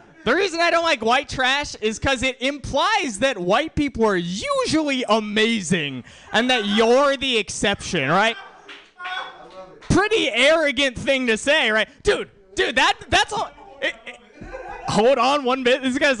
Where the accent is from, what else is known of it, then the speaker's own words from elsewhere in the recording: India; I'm Indian, and Kumail Nanjiani's in that movie. He's Indian too, right?